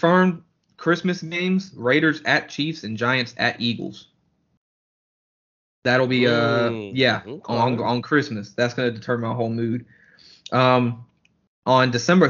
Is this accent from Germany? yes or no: yes; Germany; moved away; growing up in Germany